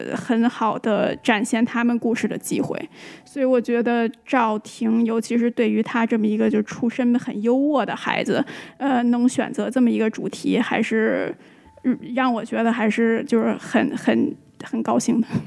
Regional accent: China; now in United States; 我们作为中国人还是有一个很有趣的视角在这里

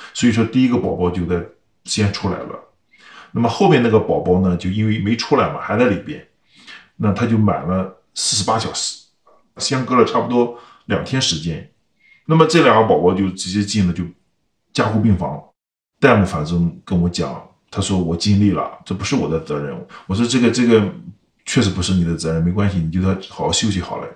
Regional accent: China; now in California, United States; 我是想维护我们中国人的形象

